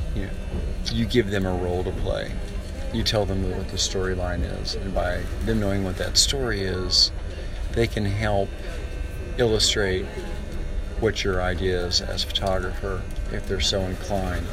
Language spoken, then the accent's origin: English; United States; I'm an American photographer